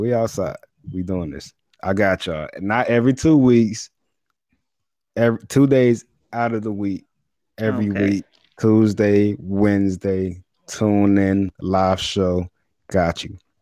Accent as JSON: {"language": "English", "town": "New York City", "region": "New York", "country": "United States", "moved": "yes", "lives_now": "Charlotte, United States", "said": "I'm originally from Brooklyn, New York. I live in Charlotte, North Carolina right now."}